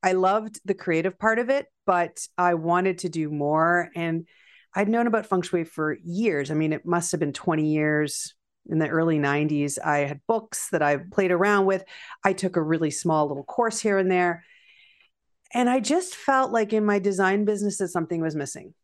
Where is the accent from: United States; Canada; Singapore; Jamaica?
Canada; also born or lived in Prince Edward County, Ontario; I, I'm Canadian